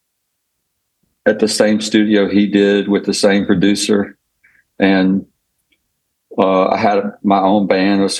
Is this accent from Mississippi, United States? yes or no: yes; Laurel, Mississippi, United States; I grew up in Laurel, Mississippi